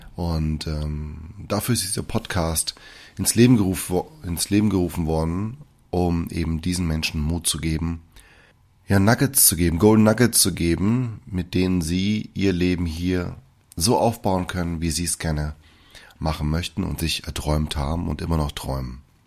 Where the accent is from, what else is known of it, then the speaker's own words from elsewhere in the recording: Germany; also born or lived in Brazil; Ich bin gebürtiger Brasilianer und auch dort aufgewachsen, bis ich mit fünf Jahren hierher gekommen bin. Ich wurde von deutschen Eltern adoptiert und dementsprechend auch erzogen